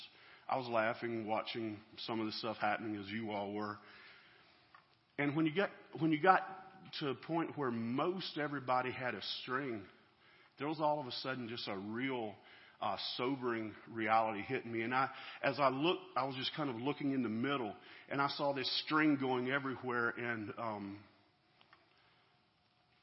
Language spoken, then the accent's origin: English; Georgia, United States; So we're from Georgia, down there where one of my Yankee friends says our homes are mobile and our cars aren't